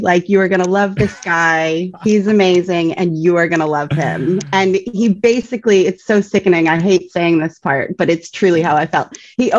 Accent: Canada; now in Australia; Well, you'll notice I have a bit of an accent. I'm Canadian. I have been in Australia now for almost 14 years.

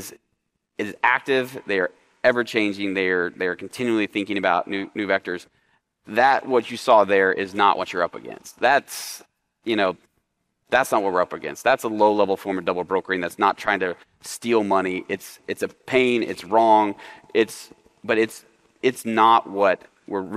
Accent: Oklahoma, United States; now in Dallas, United States; I'm from Oklahoma

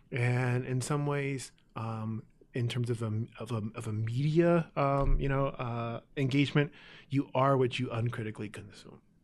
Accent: San Jose, California, United States; moved away as an adult; also born or lived in Oakland; I was born in Oakland, but mostly raised in San Jose

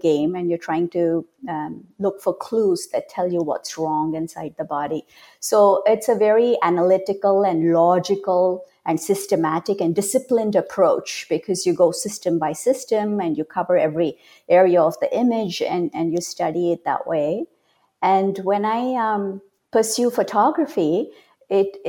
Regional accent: India; moved away as an adult; now in California, United States; I was born and raised in India, but I came to America decades ago, as soon as I turned into an adult.

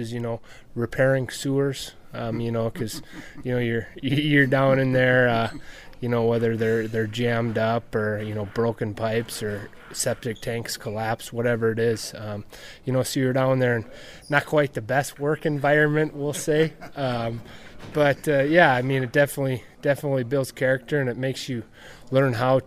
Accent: Drake, North Dakota, United States; I grew up in the country between Balfour and Drake

